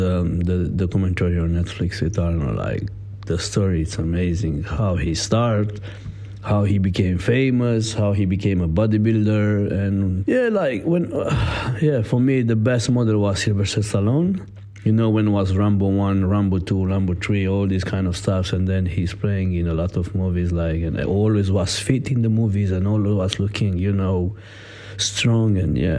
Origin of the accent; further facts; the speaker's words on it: Italy; English is a second language; moved away as an adult; now in London, United Kingdom; I am a professional athlete, so I came from Italy. In UK, I am already 7 years, something like that.